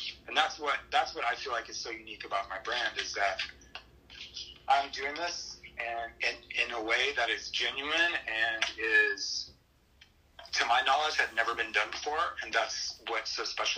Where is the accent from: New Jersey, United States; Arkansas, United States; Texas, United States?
Texas, United States; Luckenbach; also born or lived in Saginaw, Michigan; And I'm from Texas. I grew up outside of Austin in Hill Country near Luckenbach